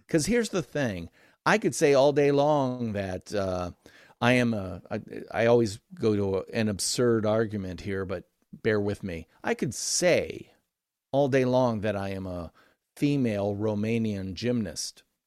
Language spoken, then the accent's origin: English; Midwestern American, United States; I'm Midwestern American